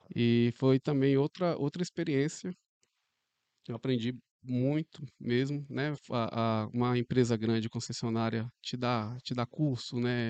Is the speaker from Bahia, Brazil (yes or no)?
no; Porto Velho, Rondônia, Brazil; Sou daqui mesmo, de Porto Velho